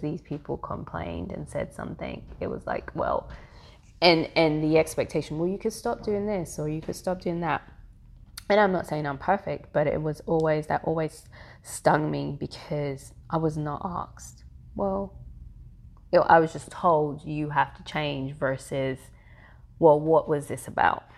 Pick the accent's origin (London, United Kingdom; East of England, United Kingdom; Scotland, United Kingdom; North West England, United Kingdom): London, United Kingdom; moved away as an adult; now in Atlanta, United States; I am born and raised in London, the Caribbean parents, um, and have lived in Atlanta for the past fifteen years